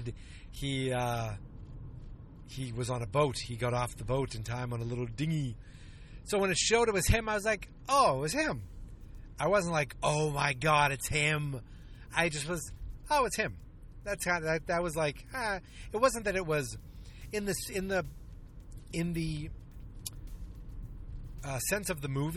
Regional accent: United States; I was born in America and I was educated by the American education system

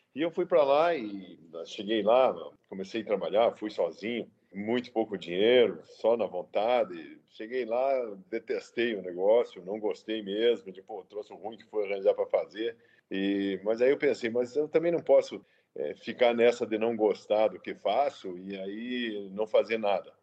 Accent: Prudentópolis, Paraná, Brazil; moved away as an adult; also born or lived in Rondônia; eu de fato nasci em Prudentópolis

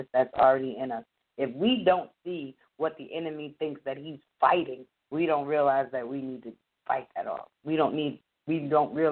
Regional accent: Abington, Pennsylvania, United States; I grew up black in Abington, Pennsylvania

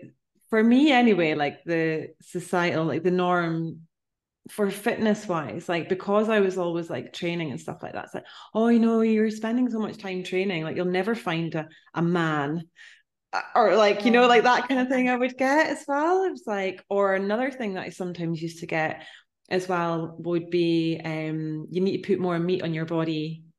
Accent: Inch, Ireland; also born or lived in London; I'm from a small town place. Well, I'm from Inch, which is like, yeah, we're, you know, it's tiny, small, little place. I love it so much, but it's a similar type of thing where I moved away, lived in London also, and I would come back.

